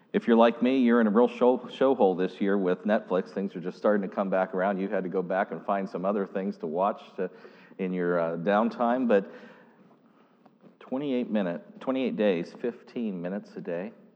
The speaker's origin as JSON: {"language": "English", "area": "Pittsburgh district", "region": "Pennsylvania", "country": "United States", "tie": "born or raised there", "moved": "yes", "said": "I literally was born and raised on the Pittsburgh district"}